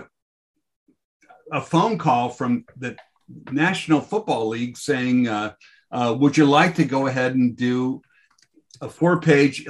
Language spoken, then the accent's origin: English; Los Angeles, California, United States; I grew up in South Bay